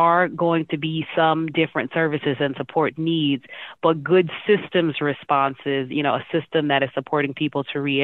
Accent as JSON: {"language": "English", "town": "Chicago", "region": "Illinois", "country": "United States", "tie": "born or raised there", "said": "I grew up on the west side of Chicago"}